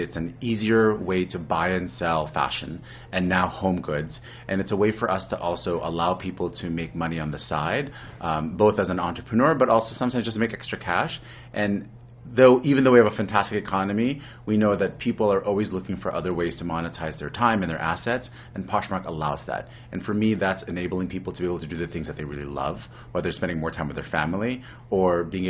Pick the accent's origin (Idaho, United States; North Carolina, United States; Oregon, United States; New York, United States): New York, United States; New York City; I'm originally from New York City